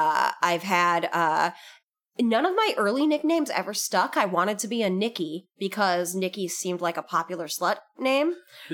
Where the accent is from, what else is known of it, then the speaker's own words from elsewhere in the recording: Canada; I'm from Canada.